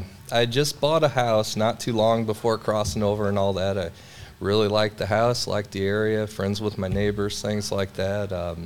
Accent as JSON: {"language": "English", "town": "St. Charles", "region": "Missouri", "country": "United States", "also_born_or_lived": "Wentzville, Missouri / South Dakota / Florida", "moved": "as an adult", "lives_now": "Belleville, United States", "said": "I'm from the area, I'm from St. Charles originally."}